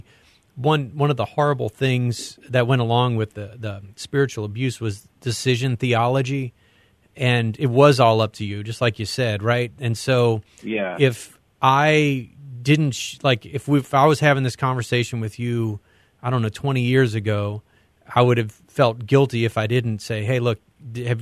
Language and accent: English; the South, United States; I grew up in the South